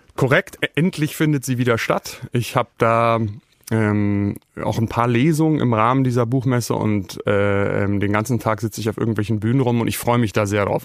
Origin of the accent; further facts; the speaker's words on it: Germany; ich komme aus Deutschland